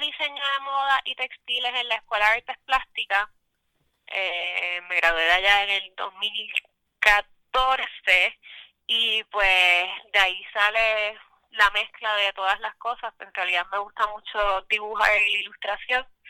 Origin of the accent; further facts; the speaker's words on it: Lares, Puerto Rico; Soy de Lares, Puerto Rico y ahora mismo estoy en San Sebastián.